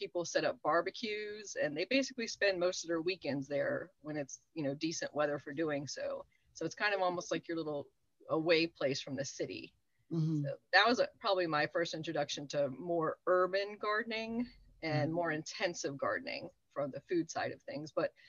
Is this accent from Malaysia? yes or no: no; Nuremberg, Bavaria, Germany; born there; I was born in Nuremberg, and I was an army brat.